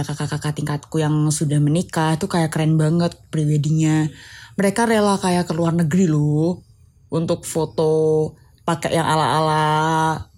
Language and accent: Indonesian; Semarang, Central Java, Indonesia; Aku ngomongin Jawa Tengah ya karena aku dari Semarang.